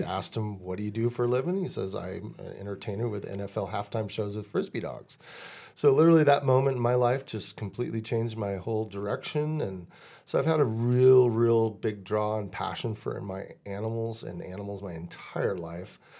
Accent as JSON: {"language": "English", "area": "Deschutes County", "region": "Central Oregon", "country": "United States", "tie": "born or raised there", "said": "I'm twenty miles away and this is my hometown fair"}